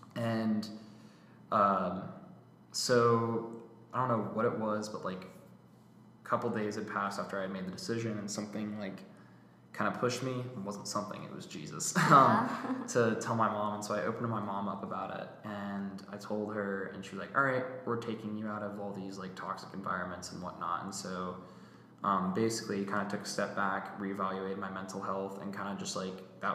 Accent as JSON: {"language": "English", "town": "Alpharetta", "region": "Georgia", "country": "United States", "tie": "born or raised there", "also_born_or_lived": "Roswell, Georgia", "said": "alpharetta georgia i grew up in roswell briefly but then moved to alpharetta i graduated from johns creek high school in 2020"}